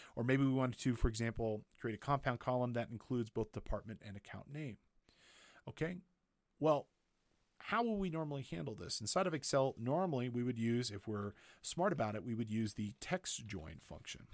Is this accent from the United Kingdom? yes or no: no; Big Bear Lake, California, United States; my hometown, Big Bear Lake, California